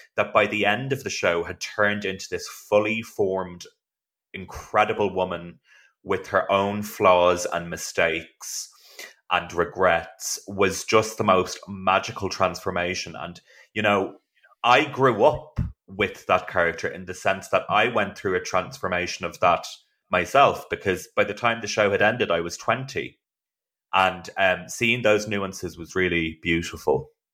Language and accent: English; Ireland; I am from Ireland